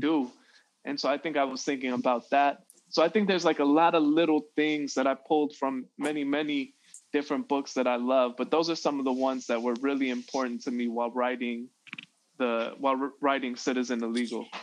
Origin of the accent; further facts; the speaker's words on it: Chicago, Illinois, United States; growing up in Chicago